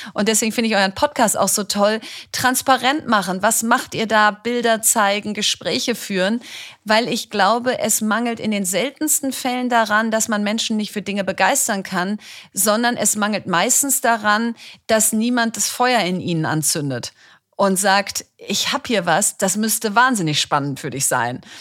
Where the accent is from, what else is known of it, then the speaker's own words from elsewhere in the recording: Bielefeld, North Rhine-Westphalia, Germany; Ich komme aus Bielefeld